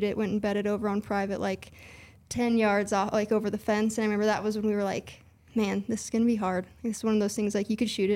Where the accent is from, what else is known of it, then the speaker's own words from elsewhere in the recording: Bigfork, Montana, United States; I grew up in Big Fork, Montana. That's where I was born and raised.